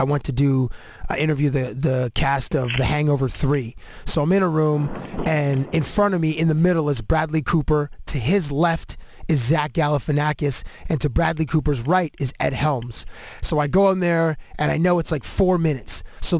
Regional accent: Canada; I identified myself as Canadian

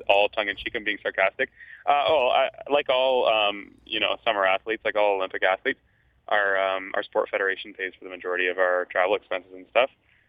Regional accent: Toronto, Ontario, Canada; Toronto's my home, and I loved being in London.

